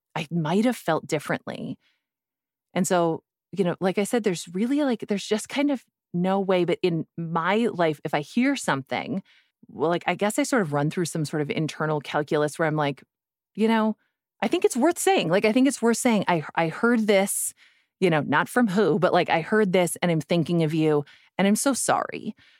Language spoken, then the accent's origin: English; Midwest, United States; I'm also from the Midwest. We are a thrifty people